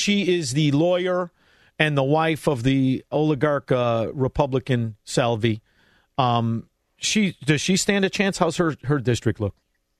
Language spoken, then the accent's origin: English; Melrose Park, Illinois, United States; I'm from Melrose